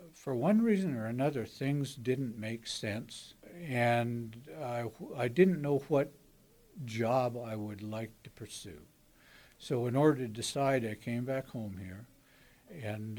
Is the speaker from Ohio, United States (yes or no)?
no; Potlatch, Idaho, United States; also born or lived in Colfax; I grew up in Potlatch, Idaho